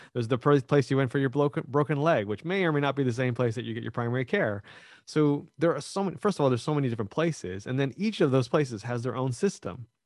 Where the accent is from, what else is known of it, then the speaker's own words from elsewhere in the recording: Canada; I am Canadian